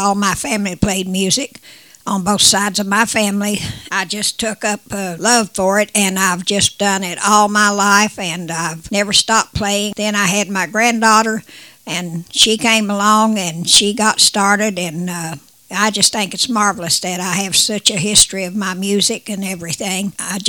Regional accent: West Virginia, United States; I grew up in West Virginia

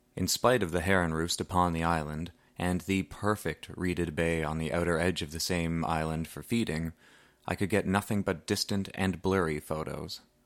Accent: Deep River, Ontario, Canada; my hometown of Deep River, Ontario

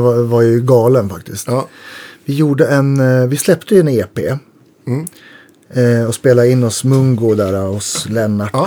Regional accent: Jämtland, Sweden; jag är ju uppe från Jämtland

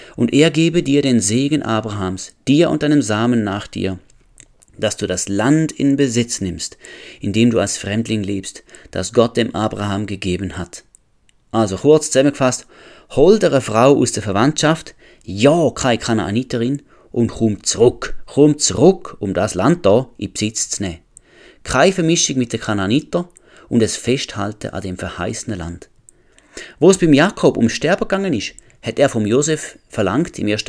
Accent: Switzerland; als Schweizer

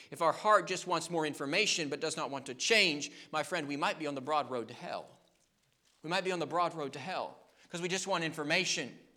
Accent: United States; we as American people

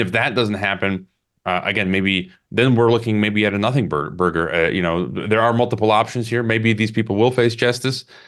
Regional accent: Illinois, United States; my home state, Illinois

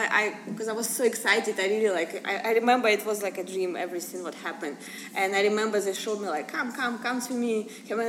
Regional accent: Russia; moved away as an adult; now in United States; I'm from Russia

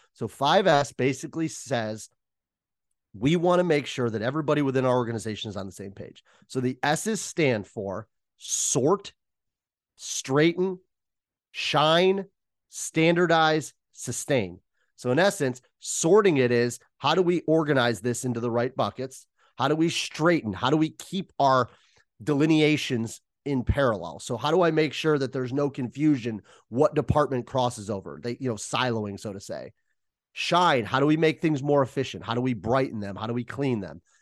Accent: Ohio, United States; now in Chicago, United States; my home or my hometown

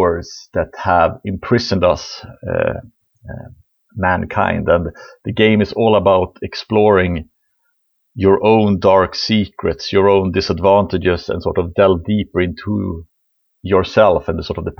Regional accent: above the Arctic Circle, northern Sweden, Sweden; I am from Sweden, far, far, really far north in Sweden. I was sort of born in the above the Arctic Circle in a small mining town

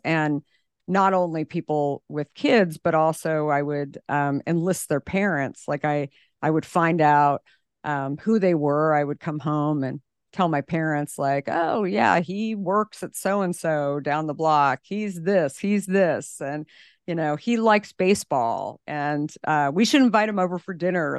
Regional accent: Scottsdale, Arizona, United States; I grew up in Scottsdale, Arizona

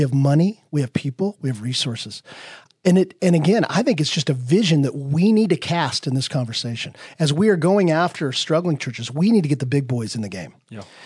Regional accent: Wyoming, United States; I grew up in Wyoming. Okay, so now you've met someone from Wyoming.

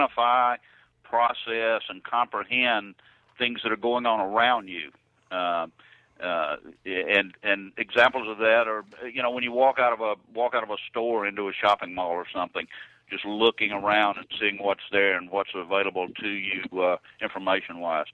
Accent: Louisiana, United States; growing up in Louisiana and hunting and fishing and in the outdoors all the time

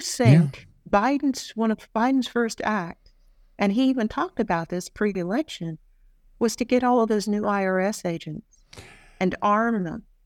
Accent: United States; moved away as an adult; now in Australia; As an American who's, I have permanent residency here, but I never, I am not an Australian citizen

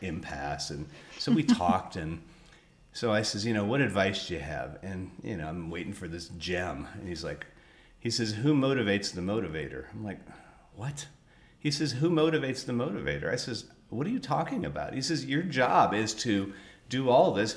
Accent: California, United States; moved away; I actually was born in California

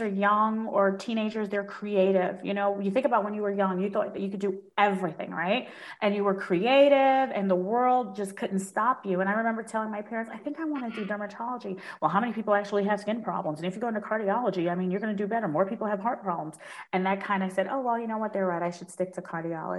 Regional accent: New York City, New York, United States; moved away as an adult; also born or lived in Washington, D.C.; I grew up in Brooklyn, so there's a bodega on every corner

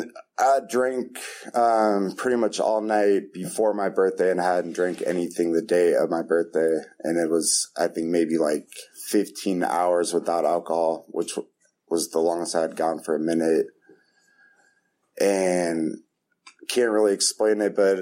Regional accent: Half Moon Bay, California, United States; moved away as an adult; now in East Bay, United States; I'm from Half Moon Bay. I've lived in the East Bay for about 10 years

